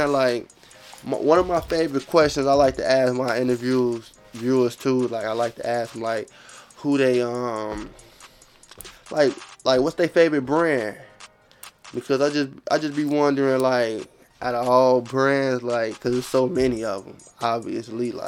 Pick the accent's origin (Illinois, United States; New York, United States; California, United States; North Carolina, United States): Illinois, United States; Chicago; I'm from Chicago.